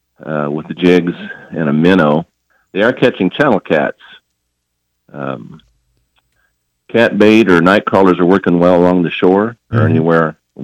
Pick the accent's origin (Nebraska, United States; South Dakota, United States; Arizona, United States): Arizona, United States; moved away as an adult; also born or lived in Idaho; now in Ankeny, United States; Well, I'm freshly out of Idaho, where I spent 3 years with Sportsman's Warehouse. Originally, I am from Arizona, five generations worth.